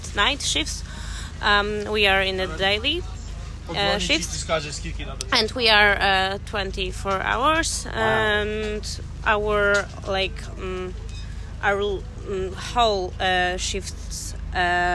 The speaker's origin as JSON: {"language": "English", "town": "Warsaw", "region": "Masovian Voivodeship", "country": "Poland", "said": "I'm a scout from Poland"}